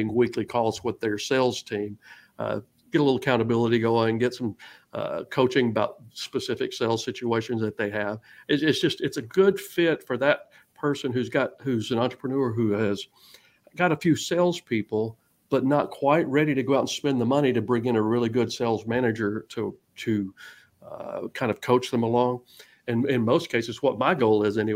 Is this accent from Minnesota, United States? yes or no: no; Georgia, United States; now in Texas, United States; I'm originally from Georgia